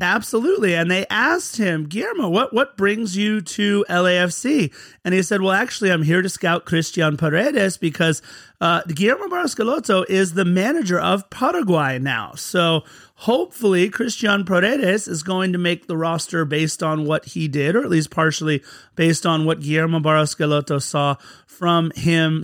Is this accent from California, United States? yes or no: yes; Torrance, California, United States; We're both from Torrance